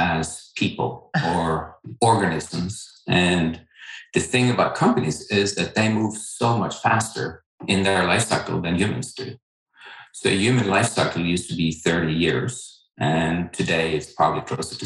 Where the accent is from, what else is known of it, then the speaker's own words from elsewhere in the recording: Norway; moved away as an adult; also born or lived in Boston; now in United States; I didn't grow up here in this country. I grew up in Norway.